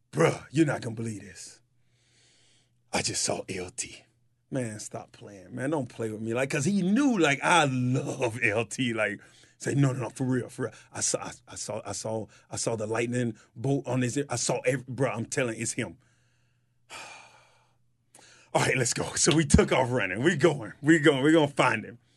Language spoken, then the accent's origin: English; White Springs, Florida, United States; I'm from White Springs, Florida